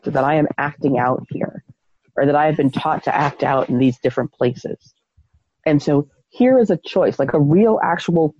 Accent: United States; living as an American

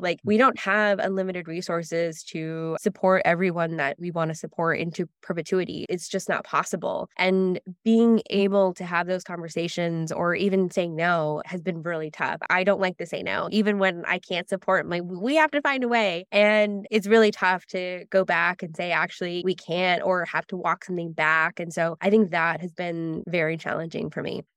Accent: Los Angeles, California, United States; also born or lived in San Francisco; I grew up in Los Angeles, first generation Mexican-American

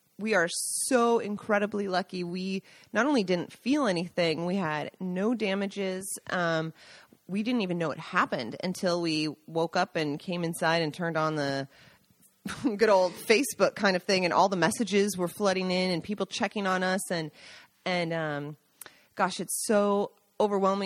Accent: Seattle, Washington, United States; now in Italy; I grew up in Seattle

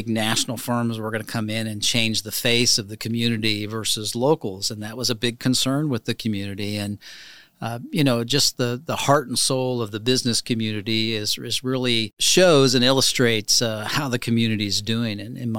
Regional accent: Clay Center, Kansas, United States; So I was actually born near Wakefield, in Clay Center. We had a family farm there, and actually Milford Lake took our farm.

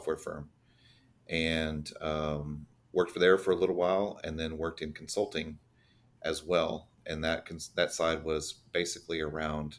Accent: Fort Worth, Texas, United States; I was born in Texas, raised in Fort Worth

